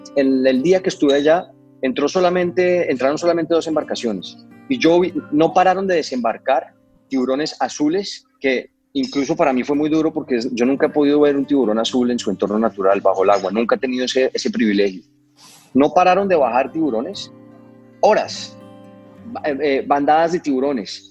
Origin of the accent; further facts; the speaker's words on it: Cartagena, Bolívar, Colombia; Lugares donde yo crecí, eh, por ejemplo, en Colombia, en las Islas del Rosario, en Cartagena